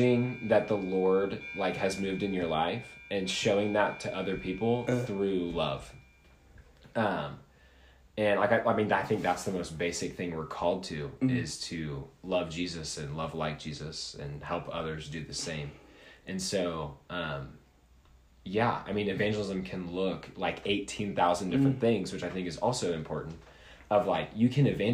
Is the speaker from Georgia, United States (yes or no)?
no; Northern Kentucky, United States; moved away as an adult; now in Lexington, United States; I am from Northern Kentucky